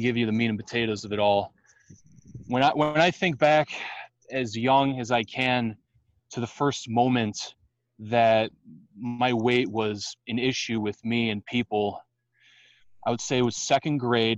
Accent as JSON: {"language": "English", "town": "Downers Grove", "region": "Illinois", "country": "United States", "said": "I am from Downers Grove, Illinois, about 35 minutes west of Chicago."}